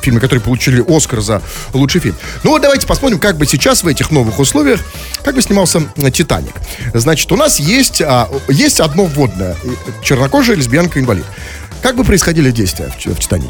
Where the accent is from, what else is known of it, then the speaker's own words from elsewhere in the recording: Saint Petersburg, Russia; also born or lived in Moscow; мы с вами, петербуржцы